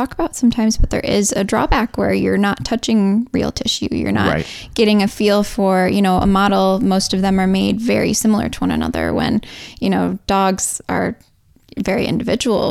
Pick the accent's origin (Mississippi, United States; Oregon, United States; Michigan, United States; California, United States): Michigan, United States; moved away as an adult; now in Missouri, United States; I didn't, you know, grow up in Missouri. I'm from Michigan.